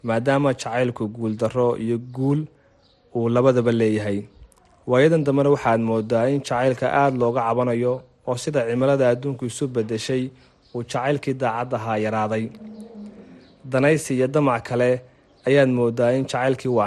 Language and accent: Somali; Hargeisa, Woqooyi Galbeed, Somalia; born or raised there